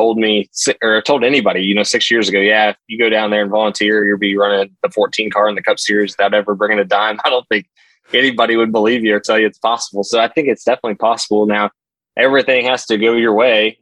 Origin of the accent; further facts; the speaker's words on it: Southern Indiana, United States; moved away as an adult; I grew up in Southern Indiana